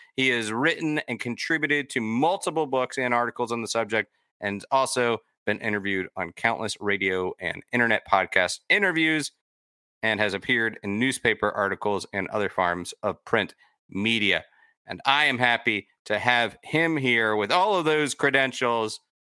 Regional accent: Florida, United States; growing up in Florida

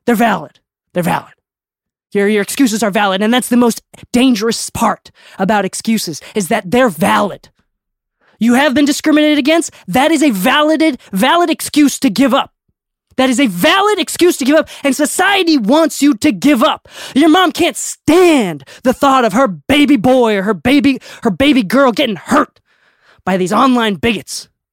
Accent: Okinawa, Japan; I'm from Okinawa

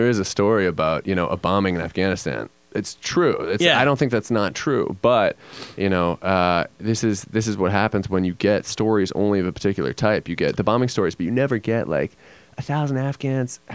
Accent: United States; I was growing up and we were growing up in the States

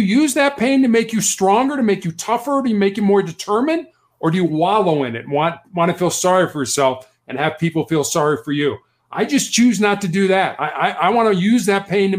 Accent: Chicago, Illinois, United States; also born or lived in Charleston, South Carolina; was born and raised in Chicago, Illinois

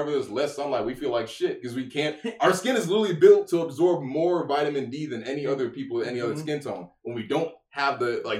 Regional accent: Chicago, Illinois, United States; oh, Chicago.

